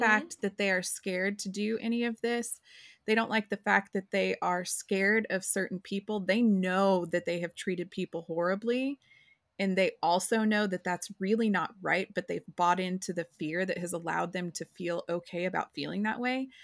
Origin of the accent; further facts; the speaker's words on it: rural Oklahoma, United States; I grew up in Oklahoma, and I grew up in rural Oklahoma